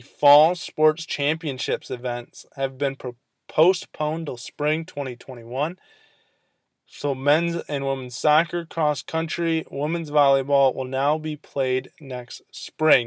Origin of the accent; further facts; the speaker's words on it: Michigan, United States; the sports reporter here in my hometown